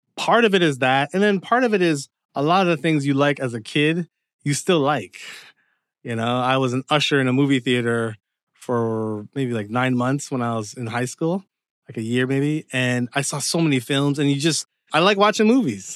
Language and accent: English; Windsor, Ontario, Canada; moved away as an adult; also born or lived in Dearborn, Michigan / Seattle, Washington; now in Los Angeles, United States; So I was born in Canada, but my parents are Jamaican. And pretty much Windsor was my home up until around, like, the age of twenty-five.